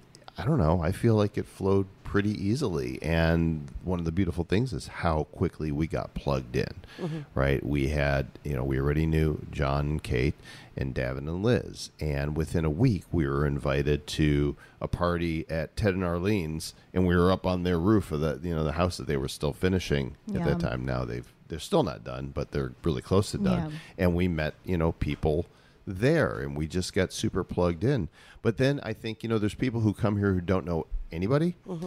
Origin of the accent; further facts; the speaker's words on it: Chicago suburbs, Illinois, United States; moved away as an adult; also born or lived in Texas / Oklahoma / Colorado; now in Palmas del Mar, Puerto Rico; Chicago, right? Yeah, suburbs. Yeah. Child of the Midwest.